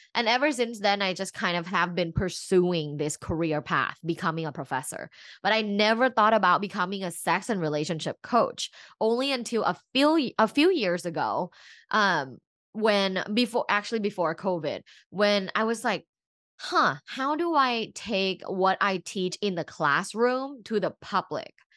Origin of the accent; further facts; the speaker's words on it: Bangkok, Thailand; now in Los Angeles, United States; I'm originally from Bangkok, and I'm an immigrant here in the U S